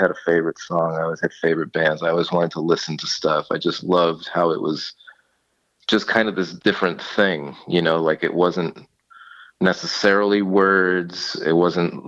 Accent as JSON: {"language": "English", "town": "Agawam", "region": "Massachusetts", "country": "United States", "moved": "yes", "lives_now": "New York, United States", "said": "I'm originally from Agawam, Massachusetts"}